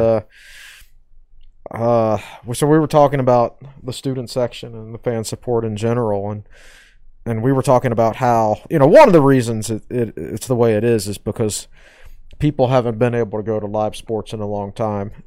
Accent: Southside Virginia, United States; when I grew up in Southside Virginia, I worked in a tobacco barn.

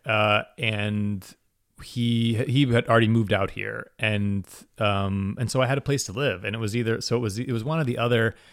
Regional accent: Waverly, Ohio, United States; moved away; I'm originally from Waverly, Ohio, which is a very small town

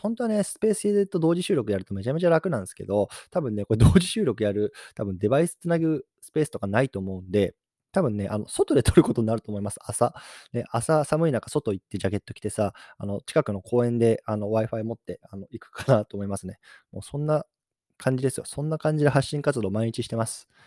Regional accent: Japan; moved away; 日本の方に帰ってきて、で、自分の実家にいるんですよ

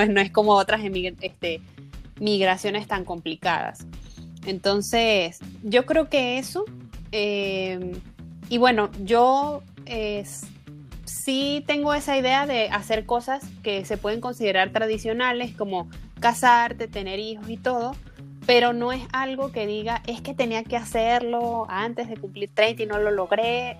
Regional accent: Venezuela; moved away as an adult; now in Mexico; yo nací en Venezuela, eh, pero emigré en 2016 a México buscando nuevas oportunidades

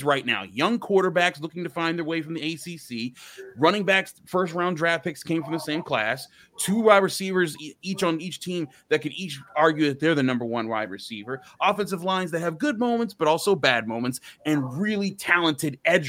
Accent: Pittsburgh, Pennsylvania, United States; I grew up in Pittsburgh

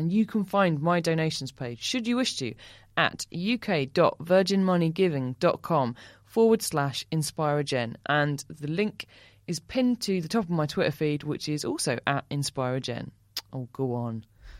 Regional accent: Essex, East of England, United Kingdom; Apologies, I'm from Essex, aren't I?

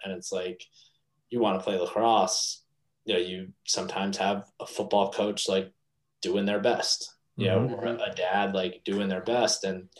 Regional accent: East Meadow, New York, United States; Yeah. I'm from East Meadow originally.

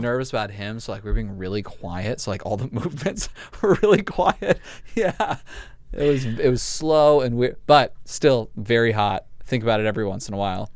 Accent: Los Angeles, California, United States; I grew up in L

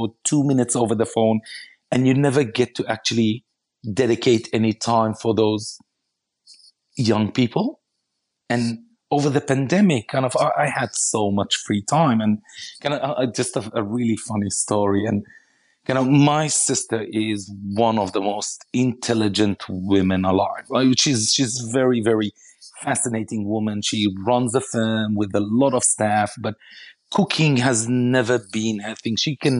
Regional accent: Israel; you know, I come from Israel, and the majority of my family lives in Israel, and my wife is Aussie

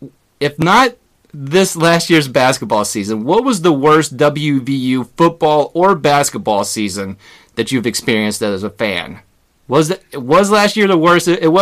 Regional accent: West Virginia, United States; We're both from West Virginia

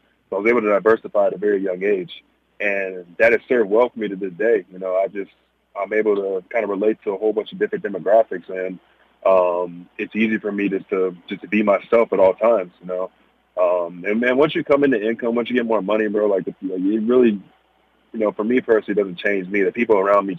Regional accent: Bedford, Texas, United States; Bedford, Texas, where I'm from, it's what made me. It's where I grew up.

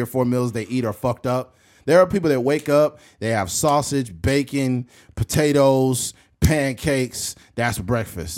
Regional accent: United States; we're American citizens

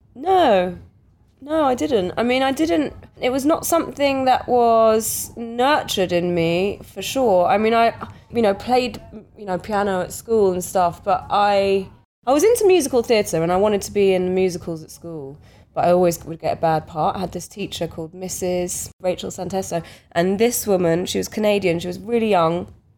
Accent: London, United Kingdom; growing up around the Portobello Road

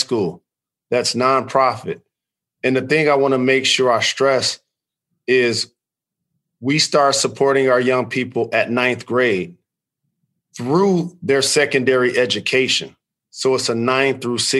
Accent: Detroit, Michigan, United States; I'm a native of Detroit. I grew up on the Northwest side.

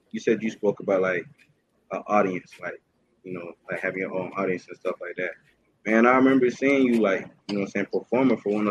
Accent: Atlanta, Georgia, United States; Growing up in Atlanta

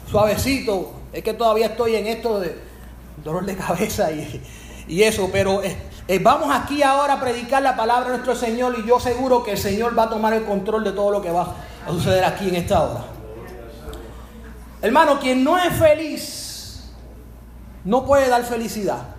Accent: Spain; me imagino que inglés tiene otro acento, pero yo soy español.

